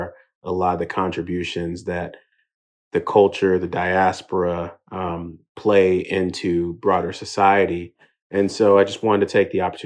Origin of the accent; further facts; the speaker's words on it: Houston, Texas, United States; also born or lived in England; I'm Nigerian. Was actually born in England, but made it out to Houston by the age of three. And ultimately grew up in a Nigerian household in America.